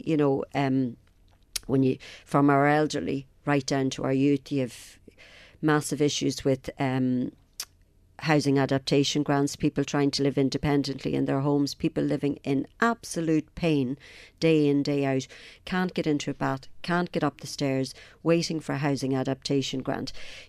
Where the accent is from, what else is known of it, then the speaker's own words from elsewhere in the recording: Ireland; Apart from the fact as an Irish person, I want to see the reunification of my country.